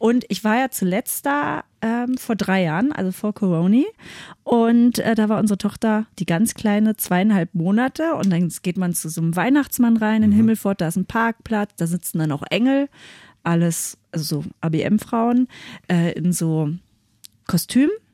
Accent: Seehausen, Germany; bei uns in Seehausen

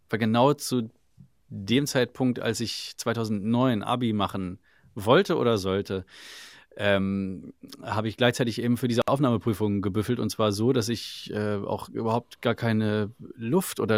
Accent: Salzgitter, Lower Saxony, Germany; aus Salzgitter.

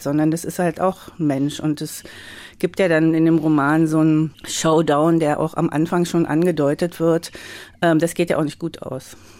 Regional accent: Magdeburg, Saxony-Anhalt, Germany; ich bin ja in Magdeburg groß geworden

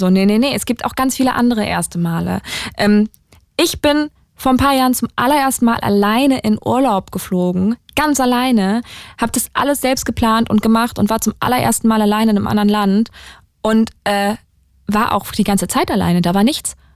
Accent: Berlin, Germany; aus Berlin. Aus Berlin. Direkt. Berlin.

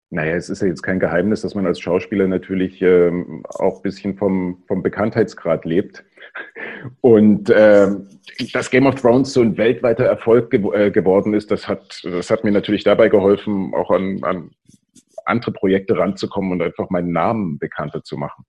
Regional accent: East Germany, Germany; ich bin ja äh, in der DDR aufgewachsen

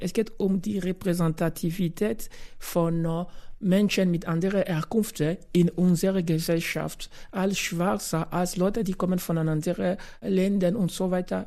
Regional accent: DR Congo; German is a second language; now in Graz, Austria; ich bin Kongolese

